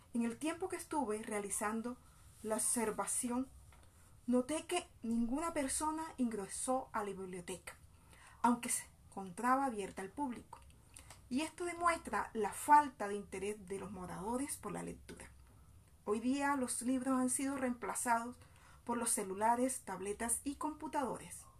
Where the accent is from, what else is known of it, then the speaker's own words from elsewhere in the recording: San Estanislao, Bolívar, Colombia; now in Soledad, Colombia; Soy de San Estanislao de Cosca, municipio del departamento de Bolívar, pero hace más de 20 años radicada en el municipio de Soledad Atlántico